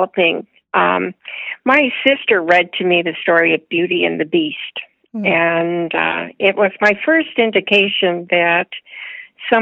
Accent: Windsor, Ontario, Canada; I grew up in outside of Windsor, Ontario, on a farm.

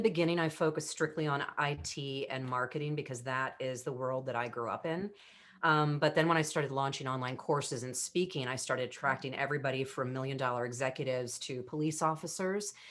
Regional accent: United States; I was the girlfriend from America

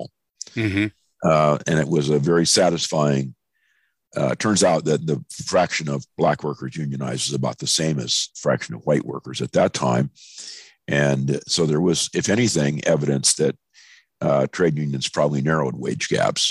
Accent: National City, California, United States; moved away; also born or lived in San Francisco / North Dakota; I was born in San Francisco, but I grew up in National City, California, which is just south of San Diego

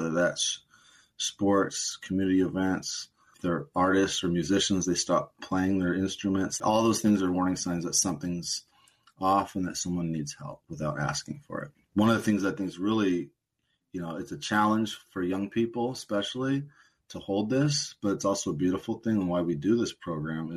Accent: Portland, United States; I was born and raised in Portland.

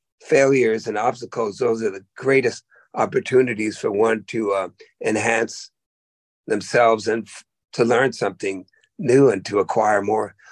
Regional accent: Oakland, California, United States; also born or lived in the Berkshires, Massachusetts; I went from there to the blackest place in the world, Oakland, California

